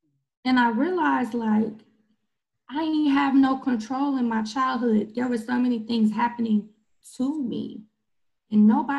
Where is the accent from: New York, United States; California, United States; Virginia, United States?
California, United States; Long Beach; also born or lived in Memphis / Benton Harbor; I grew up in Long Beach, California, where I'm from, Memphis, Tennessee, and Michigan, Benton Harbor, Michigan, right?